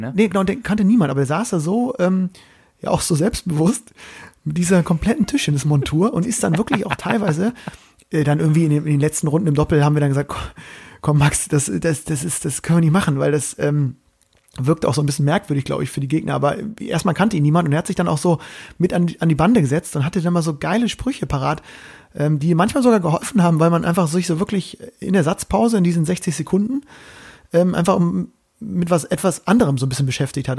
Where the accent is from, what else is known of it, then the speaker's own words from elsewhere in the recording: Bremen, Germany; aus meiner Heimat, aus meiner ähm, Bremer Hansestadt